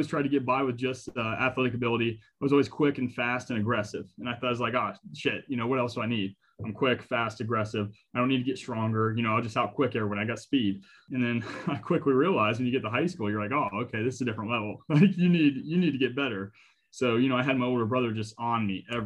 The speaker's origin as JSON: {"language": "English", "town": "Newark", "region": "Ohio", "country": "United States", "said": "I'm from Newark, went to Newark Catholic"}